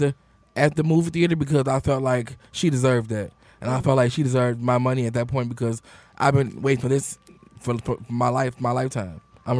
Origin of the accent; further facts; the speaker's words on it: United States; As an American people